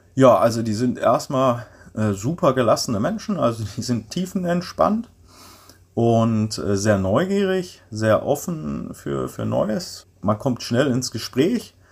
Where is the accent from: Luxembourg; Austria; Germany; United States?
Germany; Ruhr area, North Rhine-Westphalia; moved away as an adult; now in Paraguay; ich komme aus dem Ruhrpott, ich kann noch niemals richtig Deutsch sprechen